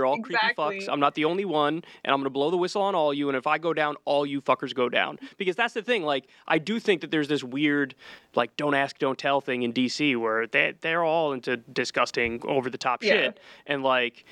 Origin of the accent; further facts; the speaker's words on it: New York, United States; I'm a New Yorker